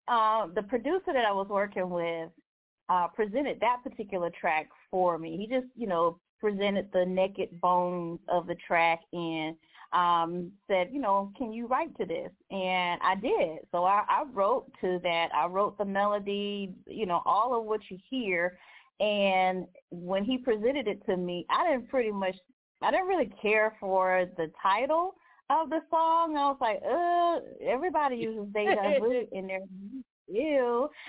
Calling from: Atlanta, Georgia, United States; I am calling from the beautiful and cloudy Atlanta, Georgia.

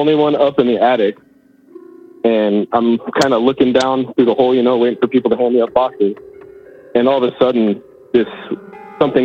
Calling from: Battle Ground, Washington, United States; I'm calling from Battleground, Washington, just north of Vancouver, Washington

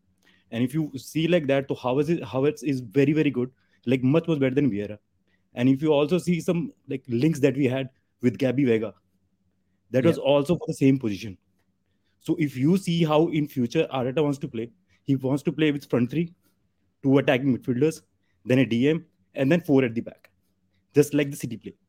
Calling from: Delhi, India; Actually, I'm joining you from India.

